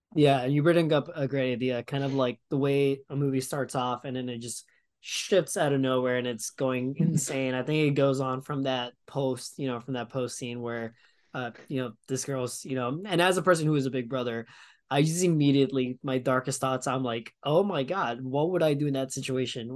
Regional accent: New York, United States; as a New Yorker

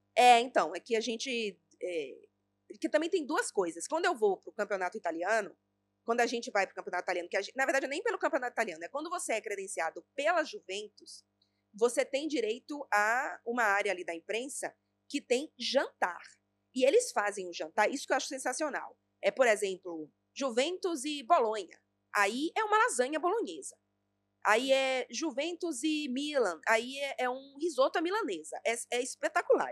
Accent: Bahia, Brazil; eu sou baiana

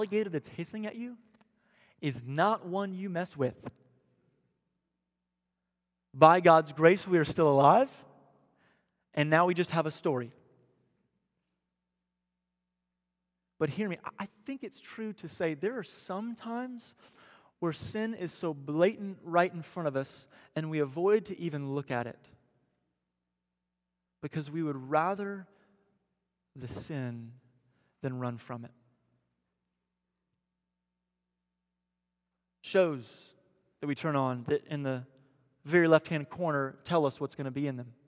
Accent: Missouri, United States; now in Tampa, United States; I'm from Missouri, where Pierce is from

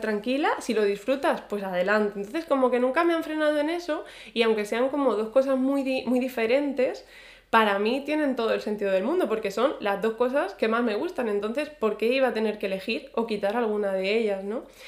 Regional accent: Spain; moved away as an adult; also born or lived in Ireland

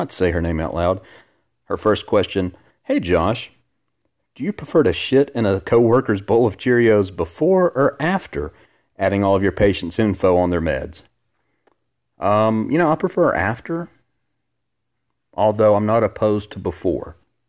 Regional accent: Alabama, United States; I'm not ashamed to say I'm from Alabama. I hate that when I tell people not from here, I'm from Alabama, I get that look.

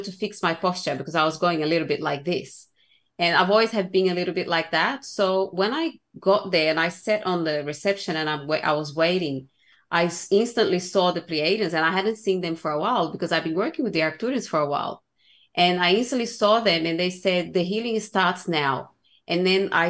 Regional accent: Brazil; growing up in Brazil

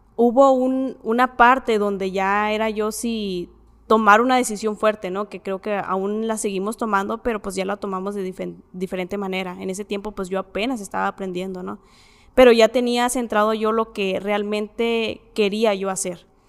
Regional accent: Ciudad Juárez, Chihuahua, Mexico; soy de aquí de Ciudad Juárez

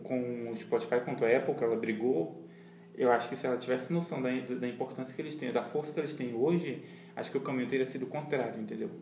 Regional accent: Brazil; a gente é latino também

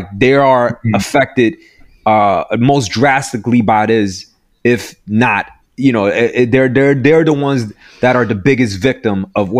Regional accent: New York, United States; Like, and I'm from New York. Like, you know, I live in I always grew up around Asian people.

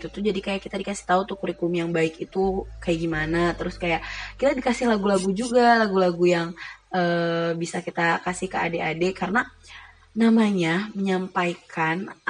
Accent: West Java, Indonesia; alhamdulillahnya aku itu udah cukup lama di Jawa jadi cukup bisa memahami bahasa mereka cuman untuk membalas atau kalau ngobrol gitu ya pakai bahasa Jawa itu tuh jujur aku belum bisa karena aku tuh orang Sunda

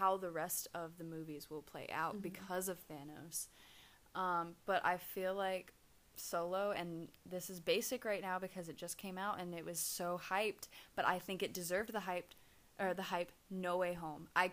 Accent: Orlando, Florida, United States; I grew up in Orlando, too

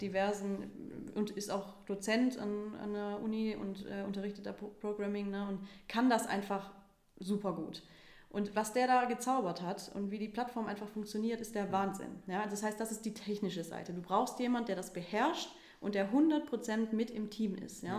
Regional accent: Stuttgart, Baden-Württemberg, Germany; moved away as an adult; now in Cologne, Germany; ich bin gebürtige Stuttgarterin, ähm, wohne jetzt seit vier Jahren hier in Köln

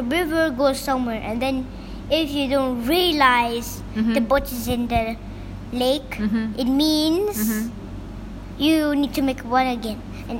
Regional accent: Hong Kong; No, I'm just from Hong Kong, so I'm just gonna build some things for China.

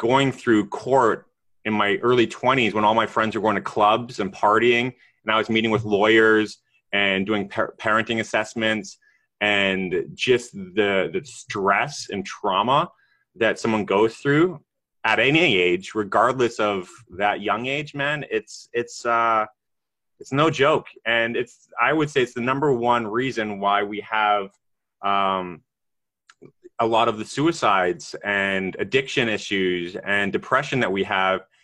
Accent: Canada; I'm Canadian

